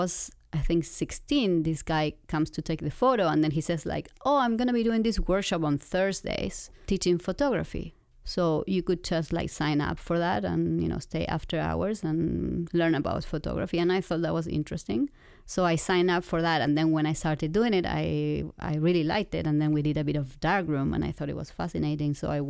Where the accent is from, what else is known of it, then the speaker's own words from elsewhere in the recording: Argentina; This was in Argentina. I'm from Argentina.